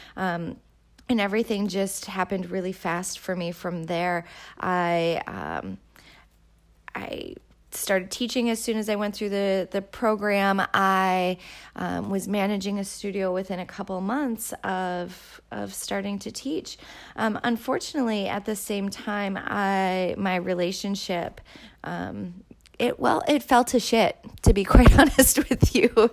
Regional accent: Winona, Minnesota, United States; moved away as an adult; also born or lived in Saint Cloud, Minnesota; I'm from Minnesota. I grew up here. I grew up in southern Minnesota, a little place called Winona.

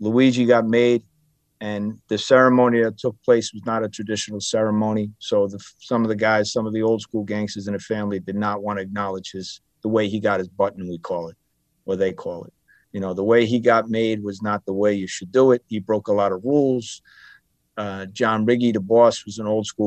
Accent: Bayonne, New Jersey, United States; Growing up in Bayonne

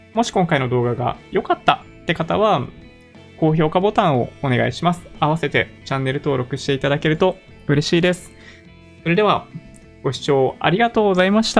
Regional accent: Japan; 完全なる日本人ですね。純国産です。海外で生活していたことも一度もない

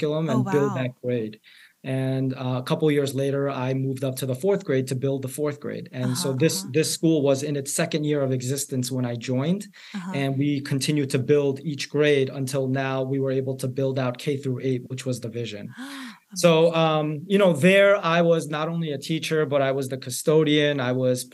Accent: New York City, New York, United States; I grew up in New York City public schools

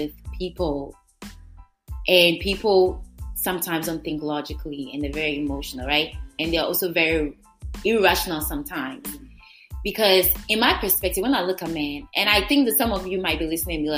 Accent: Ghana; I'm Ghanaian

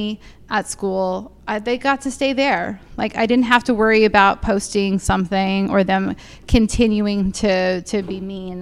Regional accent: San Diego, California, United States; I grew up in San Diego

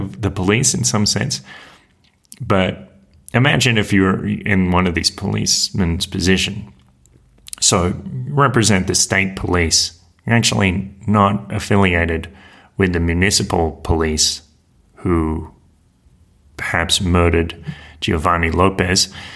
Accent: Australia; moved away; that Australian who is deported from Mexico

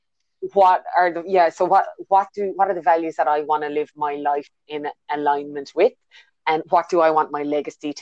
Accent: Ireland; moved away as an adult; now in New Zealand; you can hear by my accent, I'm not originally a New Zealander. I was born in Ireland and I've been in New Zealand just over 10 years ago now

